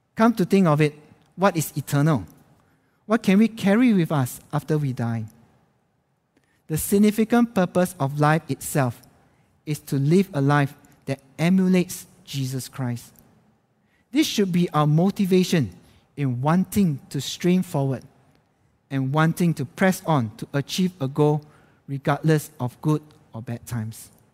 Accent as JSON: {"language": "English", "country": "Singapore", "moved": "as an adult", "lives_now": "Jakarta, Indonesia", "said": "as a Singaporean"}